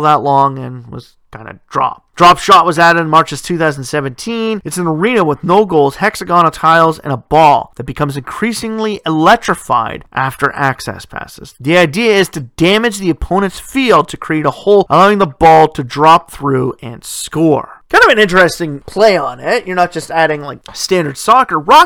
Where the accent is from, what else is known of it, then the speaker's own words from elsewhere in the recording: Canada; I come from Canada